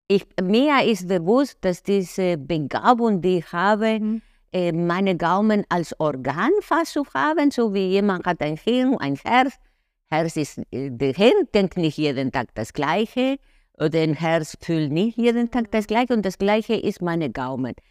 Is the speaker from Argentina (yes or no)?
yes; Buenos Aires, Argentina; first language Spanish; German is a second language; moved away as an adult; also born or lived in Milan, Italy / Lake Como, Italy; now in Germany; geboren in Buenos Aires, äh, sehr geprägt von den äh, äh Porteños-Leben, so die Stadt in, in Argentinien